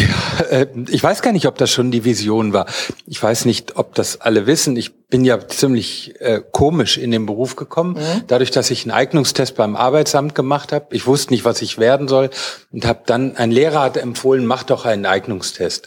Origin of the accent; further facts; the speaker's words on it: North Rhine-Westphalia, Germany; ich bin Westfale